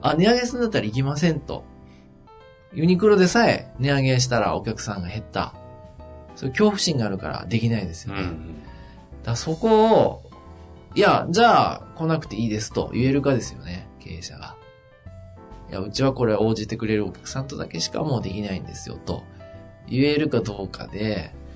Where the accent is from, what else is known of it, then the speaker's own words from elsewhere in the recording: Yamagata, Japan; moved away; 僕の田舎の山形県